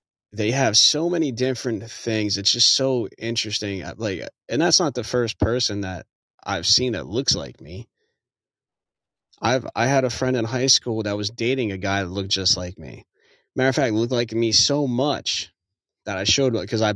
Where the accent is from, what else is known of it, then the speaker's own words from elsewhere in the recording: New Jersey, United States; now in Texas, United States; I'm originally, born and raised in New Jersey